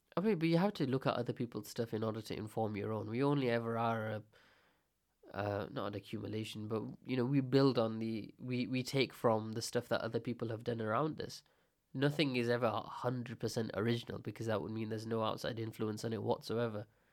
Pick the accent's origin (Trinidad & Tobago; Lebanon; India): India; I'm Indian